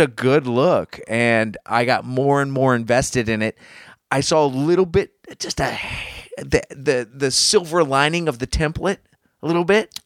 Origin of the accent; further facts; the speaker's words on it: United States; I'm an American and I was here for nine eleven